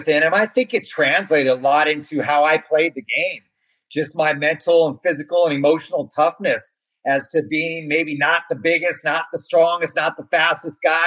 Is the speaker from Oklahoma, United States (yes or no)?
no; Gilroy, California, United States; Gilroy High School, the town that I grew up in Northern California